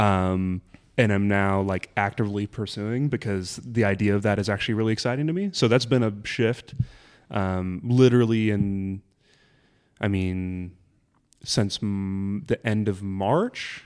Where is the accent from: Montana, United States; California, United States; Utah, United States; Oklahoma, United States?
California, United States; Burbank; also born or lived in Kansas; I'm from Burbank, so that's where I grew up